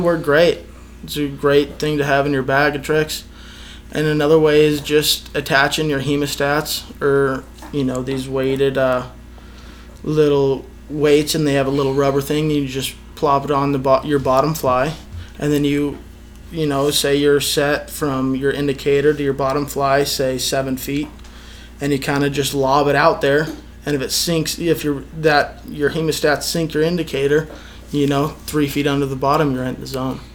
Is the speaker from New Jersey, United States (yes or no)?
no; Reno, Nevada, United States; I was uh, born and raised in Reno, Nevada